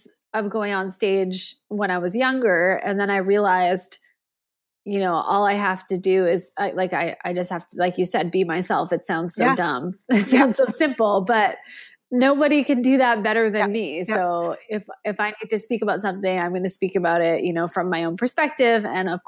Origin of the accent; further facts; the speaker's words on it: Canada; also born or lived in Geneva, Switzerland; I'm a Canadian, but as a North American